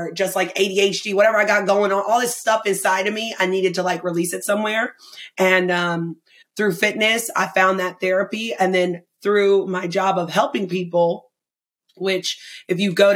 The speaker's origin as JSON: {"language": "English", "town": "Asheville", "region": "North Carolina", "country": "United States", "tie": "born or raised there", "moved": "yes", "said": "I lived in Asheville, North Carolina"}